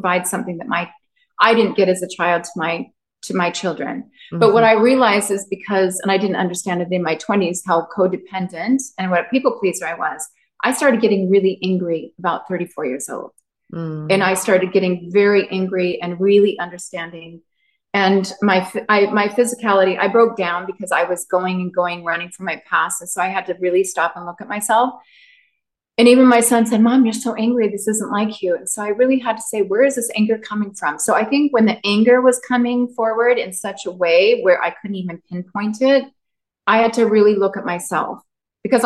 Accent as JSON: {"language": "English", "region": "Utah", "country": "United States", "tie": "born or raised there", "said": "I grew up in Utah, in the heart of it."}